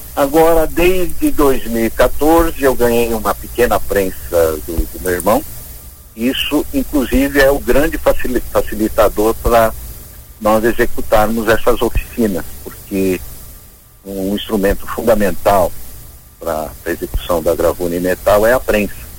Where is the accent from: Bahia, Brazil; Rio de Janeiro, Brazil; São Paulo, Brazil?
São Paulo, Brazil; also born or lived in Joinville; Minha família, apesar de paulista, somos paulistas.